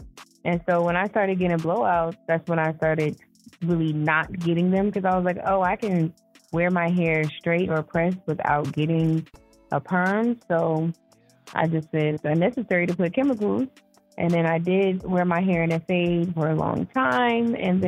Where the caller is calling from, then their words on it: Houston, Texas, United States; I'm calling from Houston.